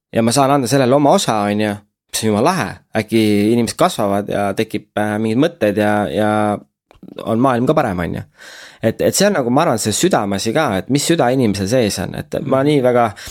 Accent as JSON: {"language": "Estonian", "country": "Estonia", "said": "me oleme pärit väiksest mm. kohast, et isegi kui noh, sa oled influencer ja keegi küsib, et kust sa pärit oled, ütled, et Eestist"}